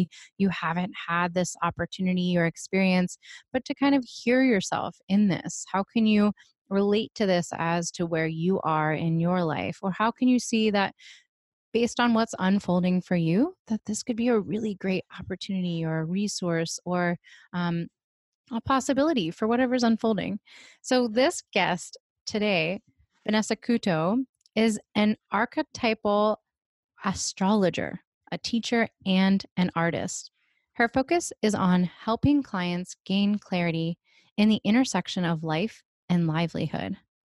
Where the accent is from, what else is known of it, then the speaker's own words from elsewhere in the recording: East Coast, United States; moved away; I'm originally from the East Coast.